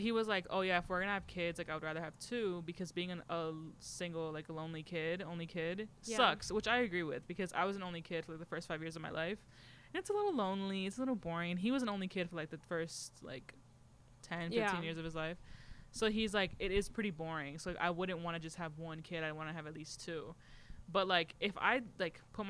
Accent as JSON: {"language": "English", "town": "Chicago", "region": "Illinois", "country": "United States", "said": "I'm from Chicago, and like we have a thing called like Chicago Mix."}